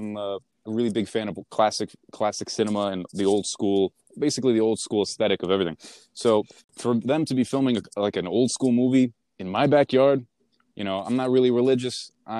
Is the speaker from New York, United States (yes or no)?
yes; Queens, New York, United States; also born or lived in Manhattan, United States; Yeah, I was born in Manhattan. I was raised in Queens.